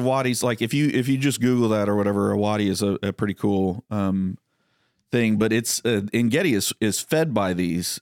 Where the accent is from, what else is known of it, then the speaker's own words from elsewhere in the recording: Texas, United States; growing up in Texas